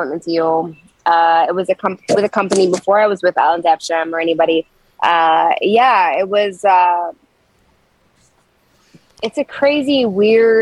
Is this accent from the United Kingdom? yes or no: no; Toronto, Ontario, Canada; moved away as an adult; now in Nashville, United States; I was born in Scarborough